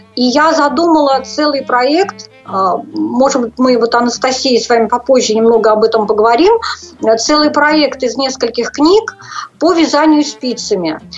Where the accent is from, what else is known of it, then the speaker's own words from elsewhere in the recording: Saratov, Saratov Oblast, Russia; Я родилась в Саратовской области, э, закончила Саратовскую школу для незрячих в 1987 году